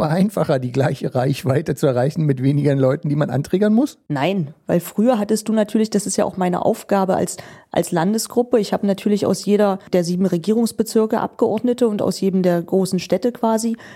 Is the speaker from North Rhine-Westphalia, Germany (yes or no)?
no; Magdeburg, Saxony-Anhalt, Germany; Ich komme aus Magdeburg, ganz ursprünglich